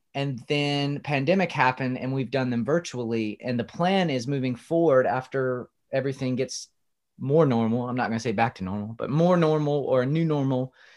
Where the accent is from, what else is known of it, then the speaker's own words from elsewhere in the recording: South Carolina, United States; I grew up in South Carolina, home of the barbecue